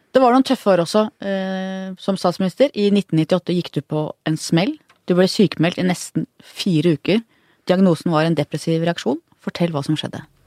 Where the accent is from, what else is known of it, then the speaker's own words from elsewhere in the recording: Oslo, Norway; bodde på Manglerud faktisk, der jeg vokste opp